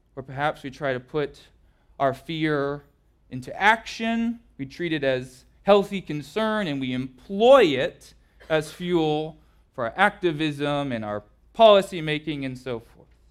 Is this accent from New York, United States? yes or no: no; Southern California, United States; growing up in Southern California